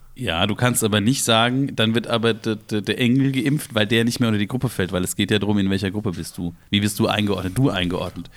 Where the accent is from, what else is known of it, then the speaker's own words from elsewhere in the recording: Ingelheim, Rhineland-Palatinate, Germany; bei uns in Ingelheim in der Fasnacht, wo wir angefangen haben